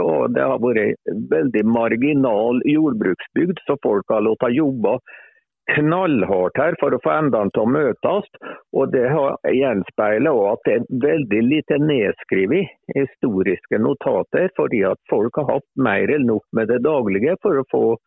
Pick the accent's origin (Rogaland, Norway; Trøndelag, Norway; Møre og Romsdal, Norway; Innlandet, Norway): Innlandet, Norway; Lesja; jeg er jo fra Lesja, og det er jo fjellbygd. Ja. jeg er jo egentlig født på fjellet